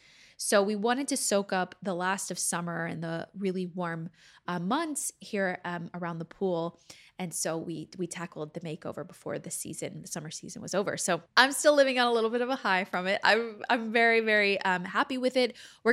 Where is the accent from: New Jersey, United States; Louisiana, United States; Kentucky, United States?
Louisiana, United States; born there; now in Los Angeles, United States; So I am not originally from Texas, actually. I don't know if most of you guys know this, that I was born in Louisiana.